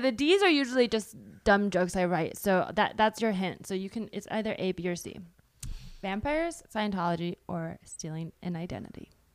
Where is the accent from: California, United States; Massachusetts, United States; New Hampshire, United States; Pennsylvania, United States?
California, United States; Bay Area; born or raised there